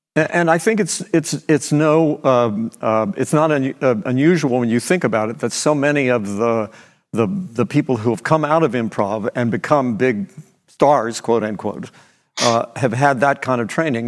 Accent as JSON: {"language": "English", "town": "Beckley", "region": "West Virginia", "country": "United States", "tie": "born or raised there", "said": "my hometown, Beckley, West Virginia, wasn't working, you know, it was a coal mining town"}